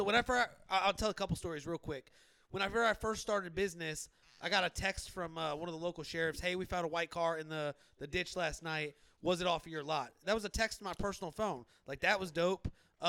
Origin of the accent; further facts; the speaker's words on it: the Richwoods area, Missouri, United States; because I'm not from Richwoods, but, I mean, obviously from the area